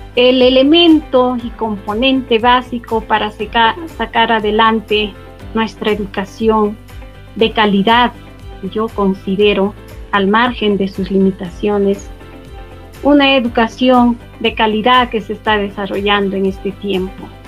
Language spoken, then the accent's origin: Spanish; Peru; Como todo peruano, nos caracterizamos por ser creativos, emprendedores